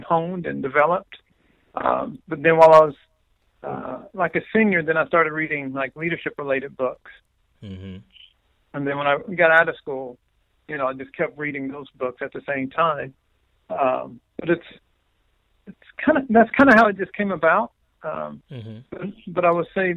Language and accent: English; Dallas, Texas, United States; also born or lived in Louisiana / Las Vegas; So I grew up here in the Dallas area. So I went to high school and so forth in Dallas